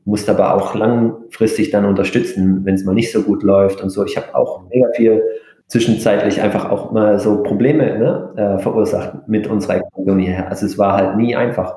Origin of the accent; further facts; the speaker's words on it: Germany; also born or lived in Japan; als, als Deutscher